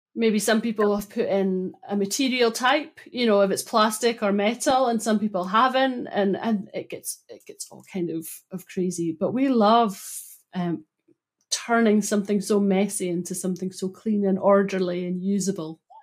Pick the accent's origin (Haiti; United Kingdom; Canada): United Kingdom; Broughty Ferry, Scotland; where I grew up in Broughty Ferry